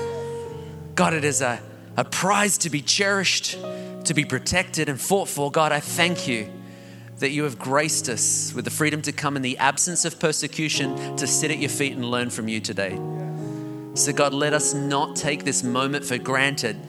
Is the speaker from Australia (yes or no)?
yes; Australia; I'm Australian